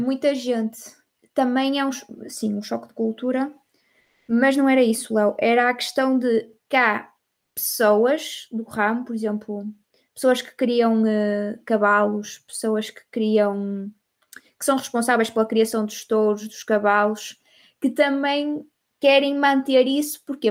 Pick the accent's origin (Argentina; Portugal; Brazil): Portugal; eu sendo portuguesa